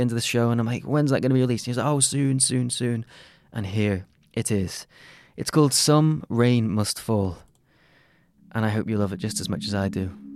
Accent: Crosby, North West England, United Kingdom; I'm from Crosby

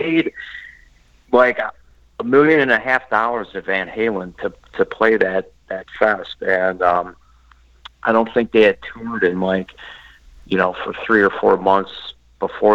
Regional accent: Midwest, United States; I grew up in the Midwest

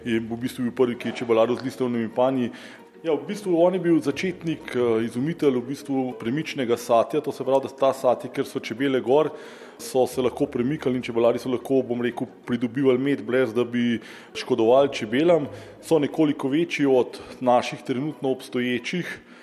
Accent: Slovenia; taka kot smo Slovenci

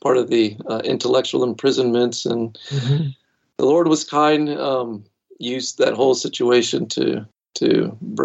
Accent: South Florida, United States; now in Greenville, United States; I was born and raised in South Florida

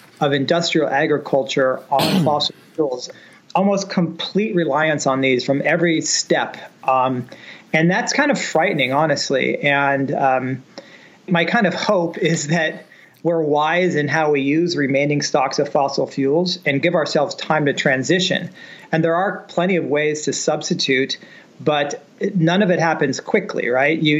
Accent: San Francisco Bay Area, California, United States; I grew up in the San Francisco Bay Area

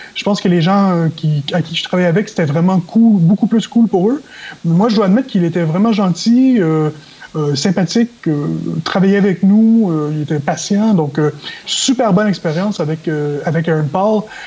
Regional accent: Canada; now in Las Vegas, United States; en tant que Canadien

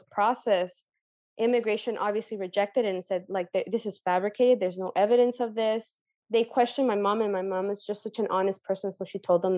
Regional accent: San Diego, California, United States; also born or lived in Mexico; I was born in Mexico, but I was raised in San Diego.

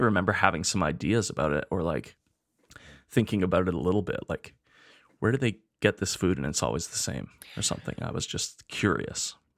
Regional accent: Spruce Grove, Alberta, Canada; now in Edmonton, Canada; when I was growing up in Spruce Grove

